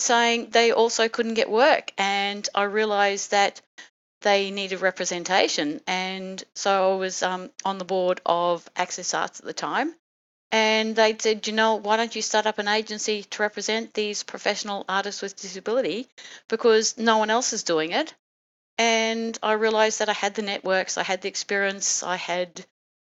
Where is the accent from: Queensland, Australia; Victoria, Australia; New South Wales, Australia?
Queensland, Australia; Brisbane; also born or lived in Germany; brought me back to Brisbane, to my hometown